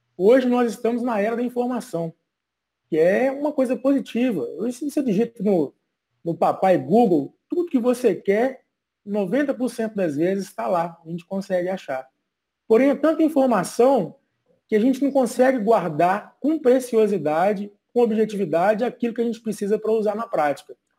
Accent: João Monlevade, Minas Gerais, Brazil; also born or lived in Cachoeiro de Itapemirim, Espírito Santo; Eu nasci em Cachoeira do Itapemirim. Meu pai trabalhava lá na época e é uma terra de, de rochas ornamentais, né? O polo de rochas ornamentais. E fui criado aqui no quadrilátero ferrífero, em João Molevade

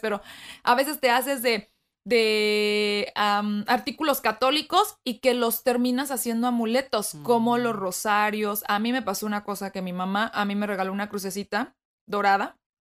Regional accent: Mexico; moved away; estando en mi país natal, que fue México

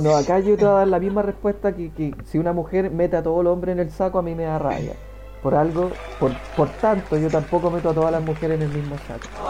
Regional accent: Maipú, Santiago Metropolitan Region, Chile; somos de Maipú

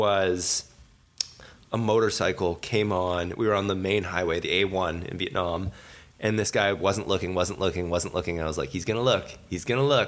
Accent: Canada; We're all Canadian citizens

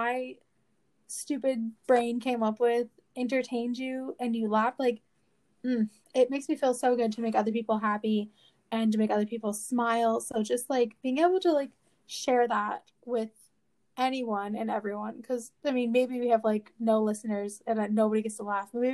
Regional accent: Florida, United States; I am from Florida

